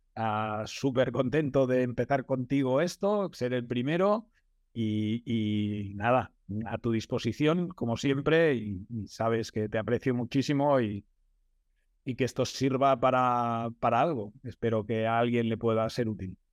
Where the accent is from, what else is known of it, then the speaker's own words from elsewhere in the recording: Manresa, Catalonia, Spain; Yo soy de Manresa